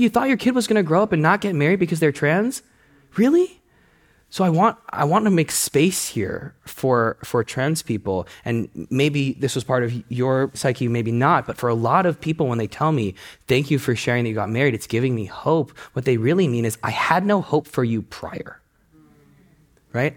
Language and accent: English; United States; I was born in the States.